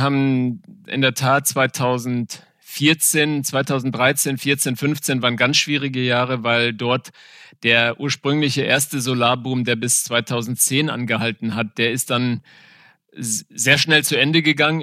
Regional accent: Windhoek, Khomas, Namibia; moved away as an adult; also born or lived in South Africa; now in Germany; Also ich bin in Namibia geboren, aufgewachsen

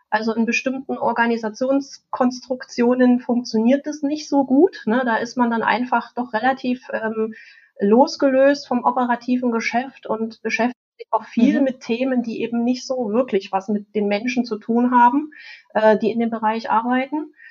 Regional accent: East Germany, Germany; ich bin in der DDR aufgewachsen und da gab es den Kleinkomputer

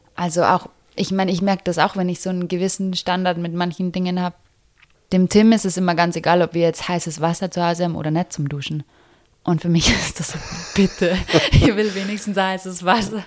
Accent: Germany; first language German; now in Bali, Indonesia; mich zu haben als Deutsche

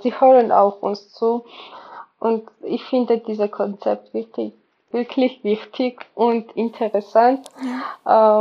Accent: Georgia; German is a second language; moved away as an adult; now in Germany; Ich komme aus Georgien

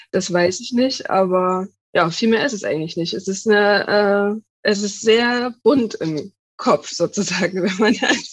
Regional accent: Dresden, Saxony, Germany; ich komme aus Dresden, arbeite jetzt bei einer kleinen Lokalzeitung

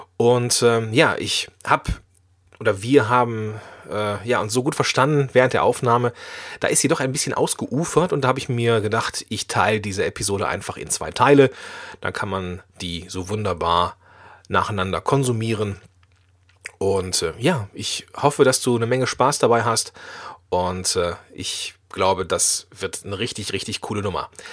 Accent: Moers, North Rhine-Westphalia, Germany; moved away; ich komme ja ursprünglich aus Mörs im, am Niederrhein, das ist in der Nähe von Duisburg

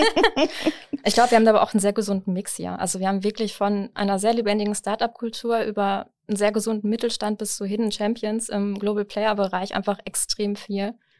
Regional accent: Herford, North Rhine-Westphalia, Germany; moved away as an adult; also born or lived in Bielefeld; now in Osnabrück, Germany; ich komme ursprünglich aus Herford

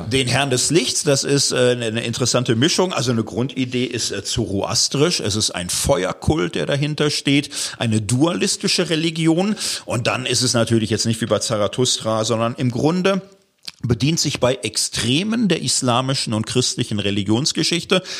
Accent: Gelsenkirchen, North Rhine-Westphalia, Germany; Ich komme aus Gelsenkirchen, Stadtkind

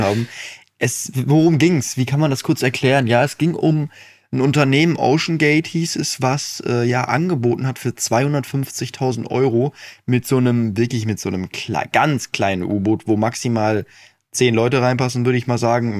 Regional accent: Dinslaken, North Rhine-Westphalia, Germany; ich bin ja in Dienstlaken geboren. Und da, wo ich früher gewohnt habe, der Wendler war mein Nachbar.

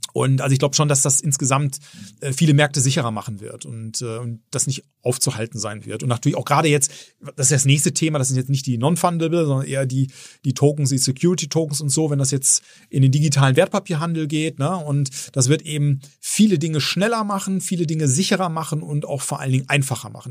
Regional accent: Bielefeld, North Rhine-Westphalia, Germany; also born or lived in Herford; ich bin in Bielefeld geboren. Insofern ja, bin ich schon waschechter Ostwestfale

